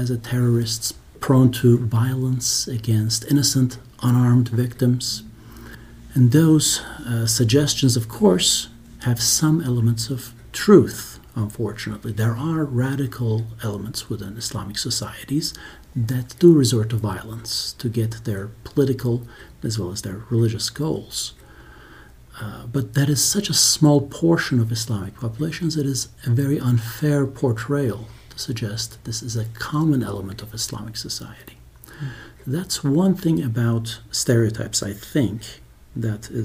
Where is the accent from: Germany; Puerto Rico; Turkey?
Turkey; now in United States; I grew up in Turkey